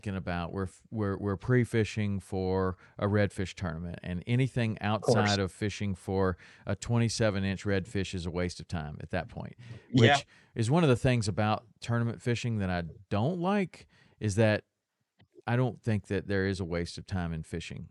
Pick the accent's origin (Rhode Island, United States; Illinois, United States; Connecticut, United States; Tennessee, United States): Tennessee, United States; now in Florida Keys, United States; I grew up in Tennessee catching largemouth bass